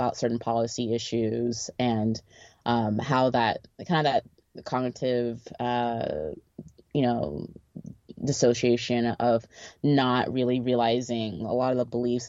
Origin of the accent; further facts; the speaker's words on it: Texas, United States; my parents are African and they're not African American, or, we're from Texas